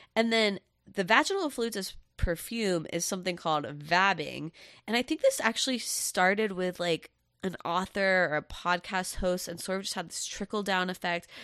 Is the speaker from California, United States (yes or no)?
no; Satellite Beach, Florida, United States; I grew up for most of my life in Satellite Beach, Florida